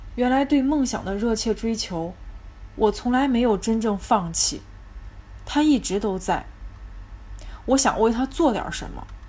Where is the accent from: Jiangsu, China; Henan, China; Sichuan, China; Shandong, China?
Henan, China; Zhengzhou; 我来自河南省郑州市，目前在事业单位呢，做些办公室文职类的工作